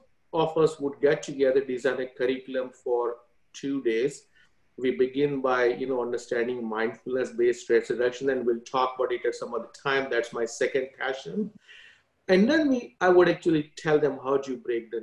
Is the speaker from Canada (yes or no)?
no; India; now in United States; I grew up in India, went to Catholic school